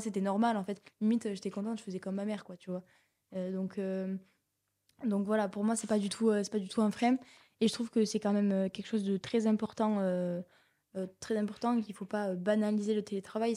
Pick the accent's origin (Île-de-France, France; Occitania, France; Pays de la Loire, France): Occitania, France; Rodez; je suis Véronèse, donc j'ai grandi à Rodez